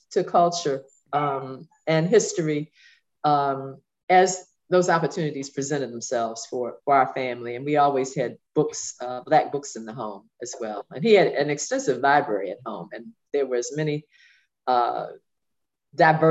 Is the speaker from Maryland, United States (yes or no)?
yes; Baltimore, Maryland, United States; I'm from Baltimore